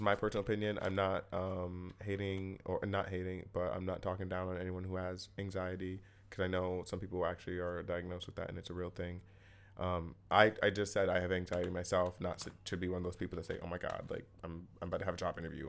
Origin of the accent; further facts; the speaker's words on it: Ohio, United States; moved away as an adult; now in New York City, United States; I'm from Ohio